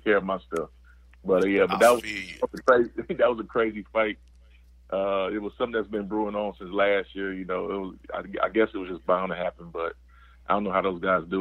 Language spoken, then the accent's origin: English; Chicago, Illinois, United States; I grew up in Chicago